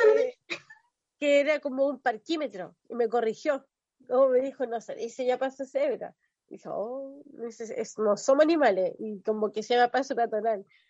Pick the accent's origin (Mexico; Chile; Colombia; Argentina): Chile; Chiloé, Los Lagos; soy de Chiloé, tengo 30 años, ya cambié folio este año, vivo en Castro